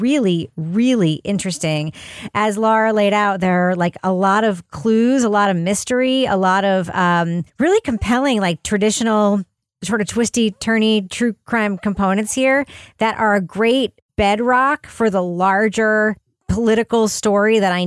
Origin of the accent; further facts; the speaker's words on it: Long Island, New York, United States; I'm from Long Island